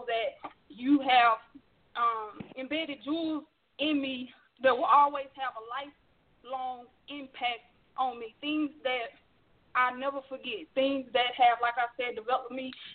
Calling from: Houston, Texas, United States; I'm calling from Houston, Texas.

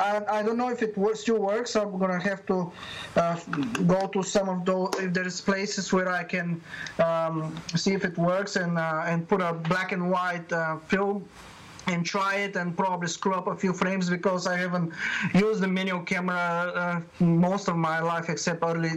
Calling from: Perth, Western Australia, Australia; Yeah, I'm calling from Perth, Western Australia. It's about 9 o'clock in the morning.

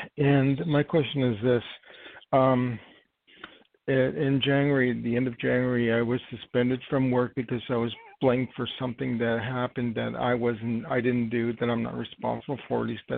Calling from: New York, United States; I'm calling from New York. And my date of birth is 8/10/59.

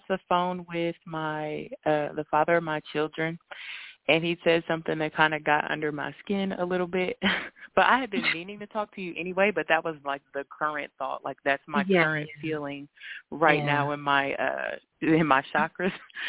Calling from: Indiana, United States; Hey, Miss Blue, this is … I'm calling from Indiana.

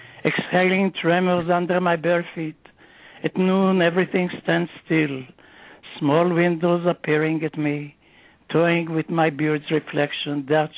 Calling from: Philadelphia, Pennsylvania, United States; I'm calling from Philadelphia.

